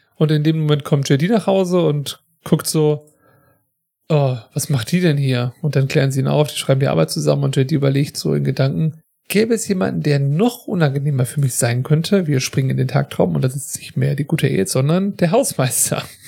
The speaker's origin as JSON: {"language": "German", "country": "Germany", "said": "wir sind ja beide aus Deutschland"}